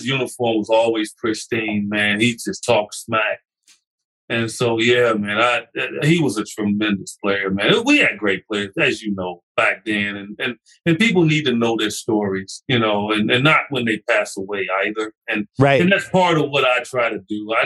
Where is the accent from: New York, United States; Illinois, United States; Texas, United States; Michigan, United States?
Illinois, United States; Chicago; moved away; my hometown paper, Chicago Tribune